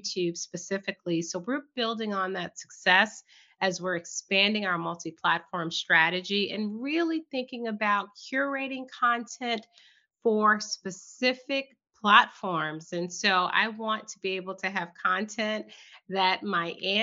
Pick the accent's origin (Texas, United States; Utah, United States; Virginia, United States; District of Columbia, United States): Virginia, United States; Southern; I was born and raised in Southern Virginia